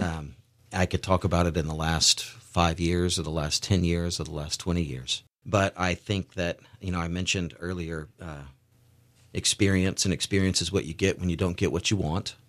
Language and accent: English; outside Nashville, Tennessee, United States; moved away as an adult; also born or lived in Beaufort, South Carolina / Parris Island, South Carolina; now in Eugene, United States; I grew up outside of Nashville, Tennessee, in very little towns, Ridgetop and White House and Greenbrier